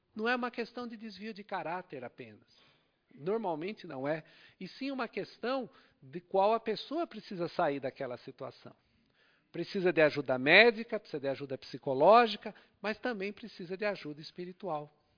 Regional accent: Brazil; nascemos aqui no Brasil

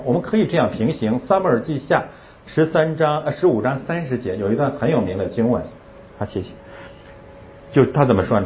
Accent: Northeast China, China; 我是东北人

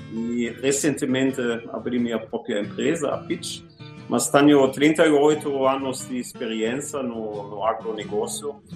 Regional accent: Germany; Portuguese is a second language; moved away as an adult; now in Brazil; sou alemão, mas com muito prazer já vivo 16 anos neste país maravilhoso

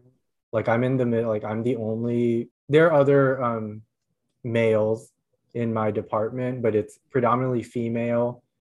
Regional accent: Indiana, United States; moved away as an adult; now in Texas, United States; when I was growing up in Indiana, I was always like, you know, a minority.

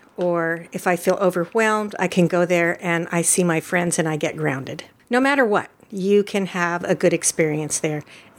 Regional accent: El Paso, Texas, United States; moved away as an adult; also born or lived in Eugene, Oregon; now in Oregon, United States; I came from Eugene, and I came to Eugene from El Paso, Texas.

